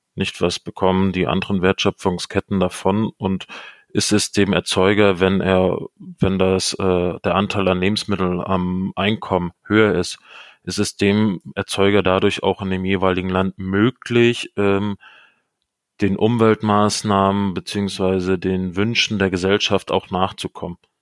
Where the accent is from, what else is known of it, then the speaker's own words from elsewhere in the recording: Germany; bei uns in Deutschland